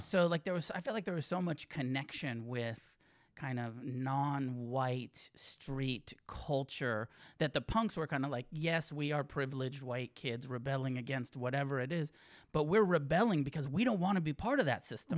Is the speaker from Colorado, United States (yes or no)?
no; Santa Cruz, California, United States; also born or lived in Santa Fe, New Mexico / Taos, New Mexico; now in Los Angeles, United States; I grew up in Santa Cruz